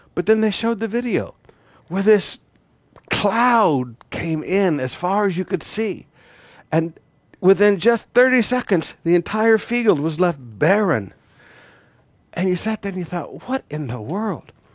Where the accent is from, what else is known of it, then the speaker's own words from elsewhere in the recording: Flint and Detroit, Michigan, United States; moved away; As a young boy growing up, I grew up in the Black White Riots in the nineteen sixties in Flint and Detroit.